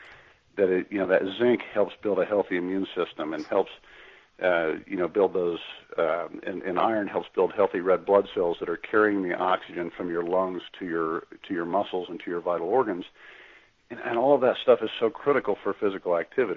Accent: Kansas, United States; I'm from Kansas

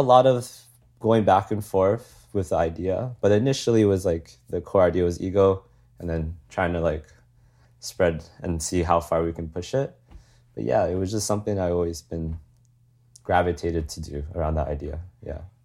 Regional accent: Calgary, Alberta, Canada; moved away as an adult; I'm born and raised in Calgary

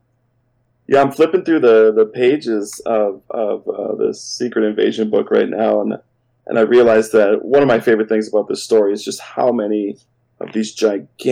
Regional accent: Minnesota, United States; as a Minnesotan

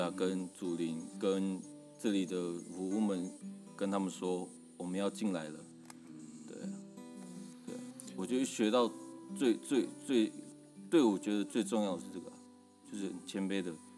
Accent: Taiwan; 我来自南河部落

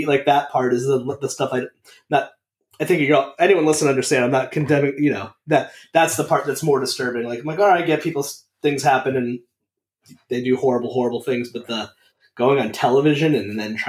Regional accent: Meriden, Connecticut, United States; now in Rhode Island, United States; So I grew up in Meriden, Connecticut, and he grew up in Bristol, and my family there. So it's like a town over. And then I live in Rhode Island, but I worked in Massachusetts.

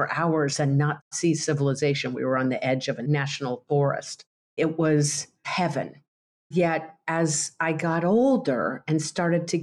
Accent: Colorado Rockies, United States; I grew up in the Colorado Rockies on a horse

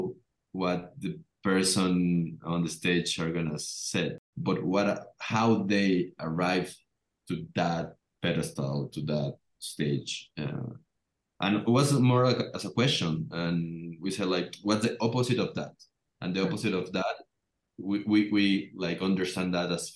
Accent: Mexico; we are from Latin American country

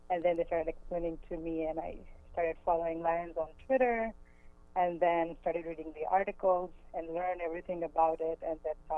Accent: India; English is a second language; now in United States; So I moved from India about 11 years ago, and we don't have football over there.

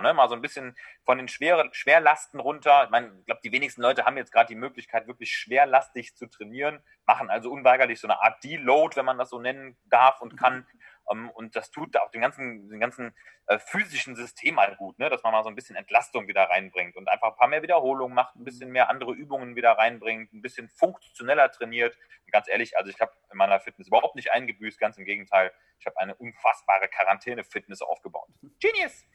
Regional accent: Düsseldorf, North Rhine-Westphalia, Germany; hier in äh, Düsseldorf, wo ich herkomme

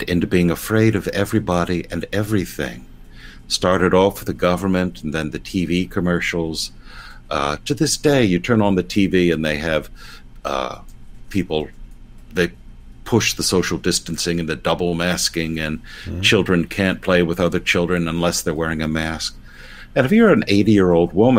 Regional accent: United States; I'm an American low church evangelical. I'm not English.

